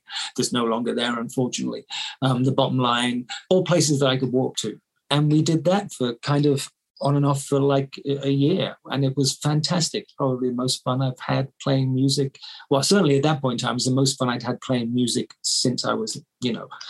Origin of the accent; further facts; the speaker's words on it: Bath, South West England, United Kingdom; So Bath being my hometown, you know, you're the most famous person ever born there, basically.